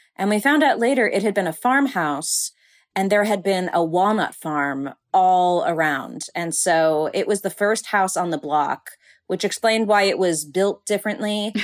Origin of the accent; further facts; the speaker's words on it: Burbank, California, United States; I grew up in Burbank, California